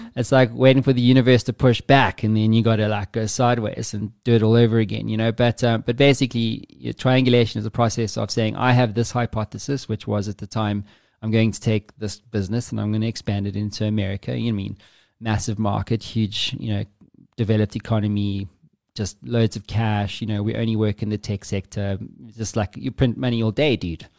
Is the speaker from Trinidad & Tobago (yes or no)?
no; South Africa; me being South African